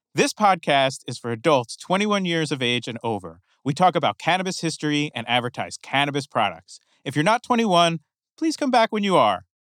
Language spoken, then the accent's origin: English; New Jersey, United States; now in California, United States; I grew up in New Jersey, but I've been in California a long time